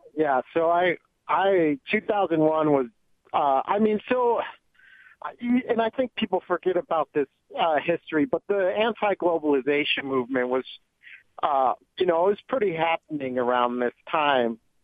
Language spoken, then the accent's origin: English; Joliet, Illinois, United States; I am in Joliet, Illinois, my hometown